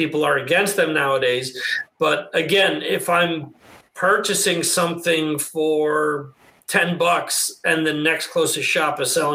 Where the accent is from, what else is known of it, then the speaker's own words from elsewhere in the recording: New Jersey, United States; where I grew up in New Jersey, we had some small stores